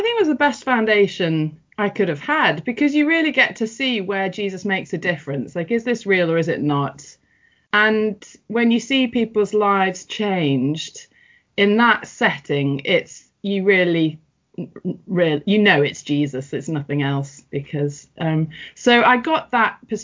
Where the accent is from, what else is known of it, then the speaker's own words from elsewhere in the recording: St Helens, North West England, United Kingdom; moved away; also born or lived in Everton, Liverpool; I was born in Everton in the Liverpool area, and I grew up in St Helens, which is a massive town